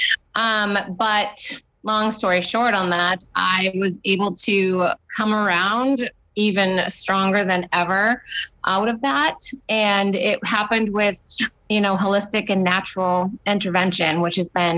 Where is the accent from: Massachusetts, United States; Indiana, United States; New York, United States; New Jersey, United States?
Massachusetts, United States; Boston; moved away as an adult; now in Chicago, United States; We are originally from Boston, Massachusetts. We live now in Chicago.